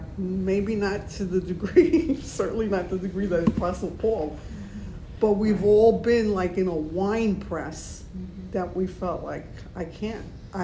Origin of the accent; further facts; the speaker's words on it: United States; We're American Christians